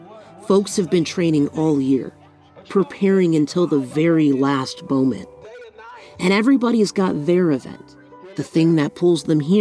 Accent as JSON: {"language": "English", "region": "Southern California", "country": "United States", "tie": "born or raised there", "said": "born and raised in Southern California"}